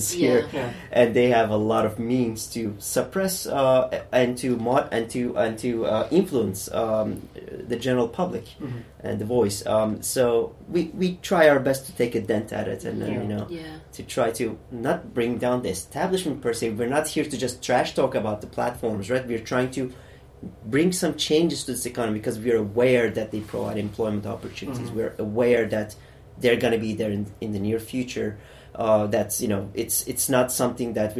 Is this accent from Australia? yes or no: no; Turkey; also born or lived in Germany; now in United Kingdom; I come from Turkey